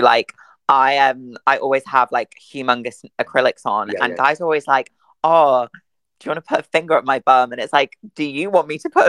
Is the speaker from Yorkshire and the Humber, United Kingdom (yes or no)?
yes; Wakefield, Yorkshire and the Humber, United Kingdom; Well, I'm originally from Yorkshire, so I'm